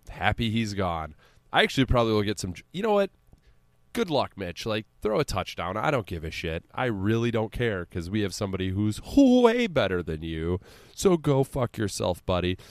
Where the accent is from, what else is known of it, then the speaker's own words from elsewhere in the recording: United States; we're American